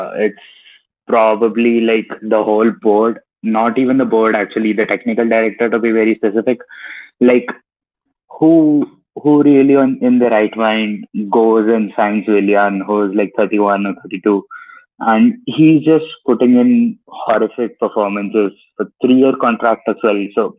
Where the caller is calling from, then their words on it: India; I'm from India.